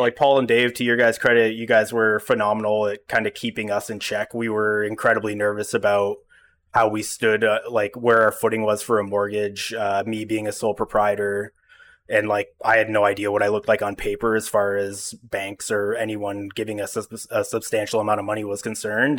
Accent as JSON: {"language": "English", "town": "Ottawa", "region": "Ontario", "country": "Canada", "tie": "born or raised there", "said": "I've lived in Ottawa my whole life, but, you know, I don't frequent, uh, Gloucester. I grew up in Manitic and Greeley"}